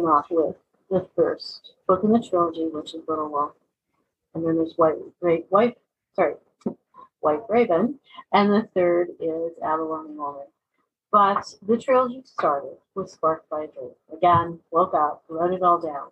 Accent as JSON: {"language": "English", "town": "Vancouver", "region": "British Columbia", "country": "Canada", "tie": "born or raised there", "said": "I grew up in Vancouver for a big portion"}